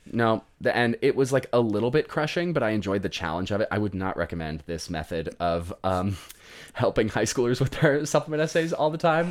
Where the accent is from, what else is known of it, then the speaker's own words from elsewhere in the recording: Colorado, United States; I grew up in Colorado